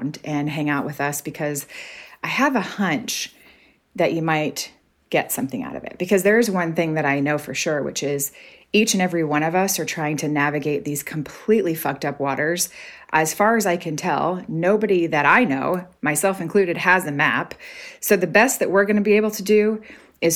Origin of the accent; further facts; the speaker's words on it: Arkansas, United States; moved away as an adult; now in Canada; I'm from Arkansas. I'm scrappy. I grew up having to figure things out in the woods and things like that.